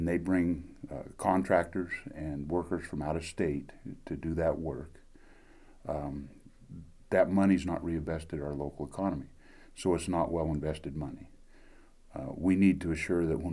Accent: Elko County, Nevada, United States; also born or lived in Reno, Nevada; I was born in Nevada. I'm native Nevadan, born in Elko County.

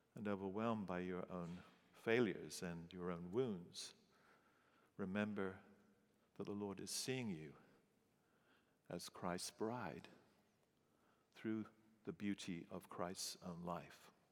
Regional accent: England, United Kingdom; moved away as an adult; also born or lived in St. Louis; being English

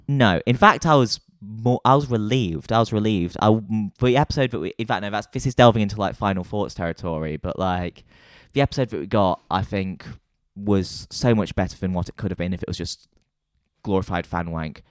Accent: Nottingham, East Midlands, United Kingdom; moved away as an adult; now in London, United Kingdom; I'm from Nottingham, and I moved to London in two thousand and twenty-two.

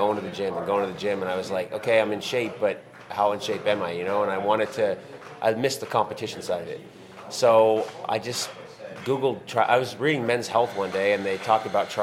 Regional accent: Dartmouth, Nova Scotia, Canada; moved away as an adult; now in Las Vegas, United States; We're identical twin brothers. We were born and raised in Dartmouth, Nova Scotia, Canada.

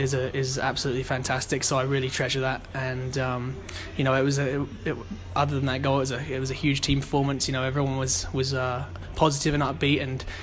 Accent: England, United Kingdom; moved away as an adult; now in Canada; I moved over there in 2006 from England to pursue my hockey career, and it's been absolutely fantastic

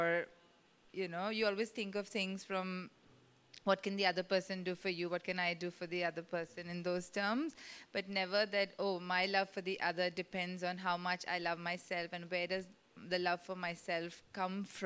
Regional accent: Mumbai, Maharashtra, India; growing up in Mumbai, a city where one tends to stick to the same circle of friends

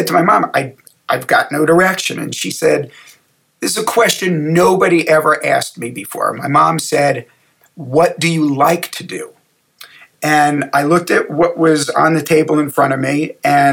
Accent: United States; moved away; I grew up in the New York, New Jersey area

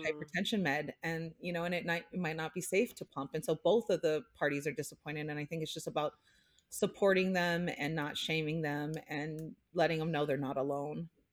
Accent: Hawaii, United States; growing up in Hawaii, like, I just, we had this sense of community

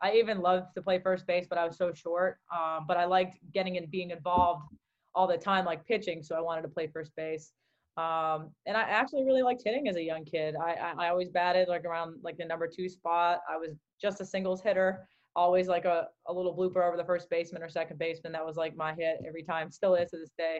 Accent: Southern California, United States; also born or lived in Newton, Massachusetts; growing up in Southern California as well, because we moved to California when I was 3 years old

